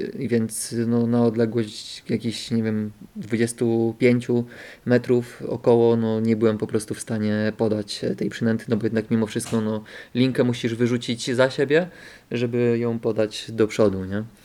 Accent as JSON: {"language": "Polish", "town": "Bystrzyca Kłodzka", "region": "Lower Silesian Voivodeship", "country": "Poland", "tie": "born or raised there", "also_born_or_lived": "Wrocław", "said": "Bystrzycy, czyli, czyli tam mojego rodzinnego miasta"}